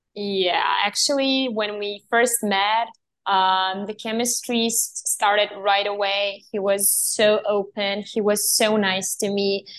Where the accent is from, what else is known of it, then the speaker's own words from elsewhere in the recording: Serbia; I was born and raised in Serbia